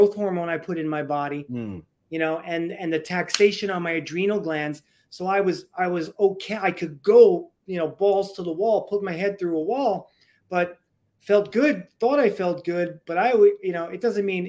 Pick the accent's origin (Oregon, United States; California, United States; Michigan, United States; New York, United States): New York, United States; New York City; I was born and raised in the Bronx